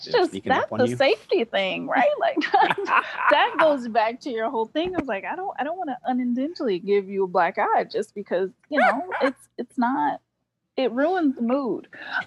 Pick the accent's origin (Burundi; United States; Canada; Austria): United States; North Carolina; There are some benefits in the South. So I'm from